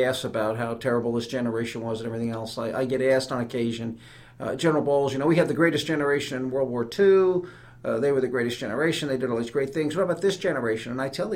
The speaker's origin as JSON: {"language": "English", "town": "New York City", "region": "New York", "country": "United States", "tie": "born or raised there", "also_born_or_lived": "Rock Island / Germany / Aberdeen Proving Ground, Maryland", "moved": "as an adult", "lives_now": "Alabama, United States", "said": "I was born and raised in New York City"}